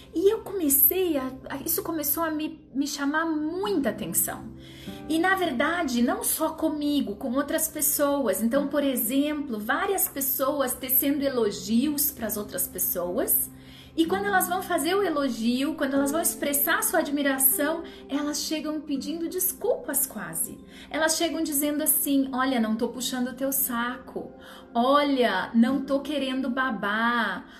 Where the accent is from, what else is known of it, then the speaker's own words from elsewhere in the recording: Rio Grande do Sul, Brazil; o Rio Grande do Sul, minha terra